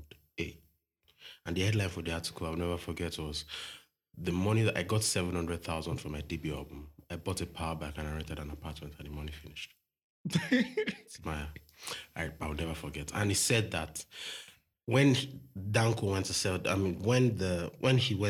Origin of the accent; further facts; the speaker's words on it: Akure, Ondo, Nigeria; I grew up in Akure